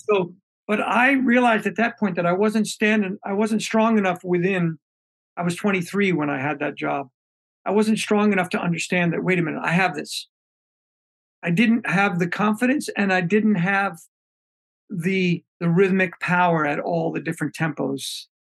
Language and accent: English; New York City, New York, United States; moved away; also born or lived in Bay Area, California; I was raised in Brooklyn.